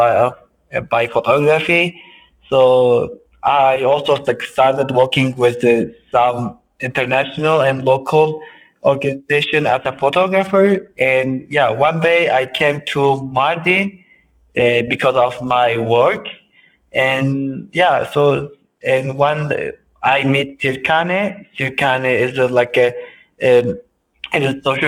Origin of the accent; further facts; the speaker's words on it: Kobani, Aleppo Governorate, Syria; moved away as an adult; now in Turkey; I'm originally from Kobani. Kobani is like a border city on the Syrian and Turkish border